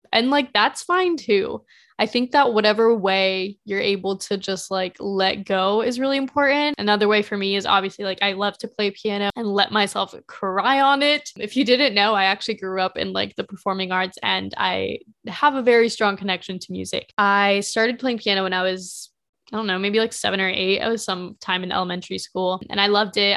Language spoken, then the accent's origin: English; Carmel, Indiana, United States; also born or lived in Spain / Mexico; we moved to a different house in Carmel, Indiana, and then that's where we stayed for the following thirteen years